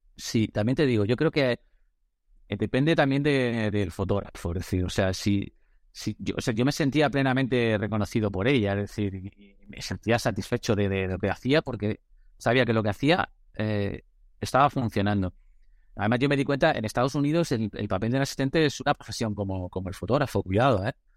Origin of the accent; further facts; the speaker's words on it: Madrid, Community of Madrid, Spain; he vivido en Madrid, soy de Madrid